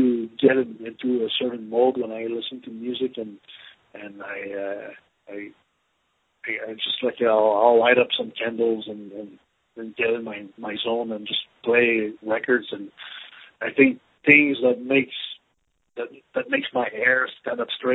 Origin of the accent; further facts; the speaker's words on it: Canada; moved away as an adult; now in Dallas, United States; I'm originally from Canada, but I've been living in Dallas, Texas for 4 years now.